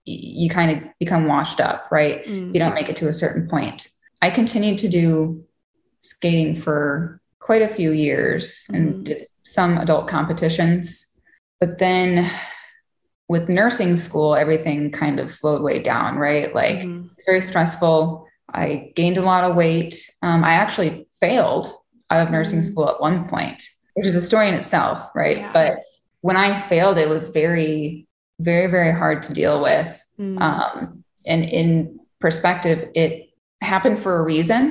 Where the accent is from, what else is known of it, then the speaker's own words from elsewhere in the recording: Muskegon, Michigan, United States; also born or lived in Grand Rapids, Michigan; I grew up in Muskegon, Michigan, right on the lakeshore